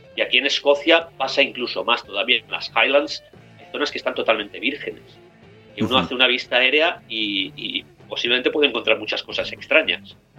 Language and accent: Spanish; Spain; moved away as an adult; also born or lived in United States; now in Glasgow, United Kingdom; nací en España, hablo español más o menos bien, pero, realmente me siento mucho más escocés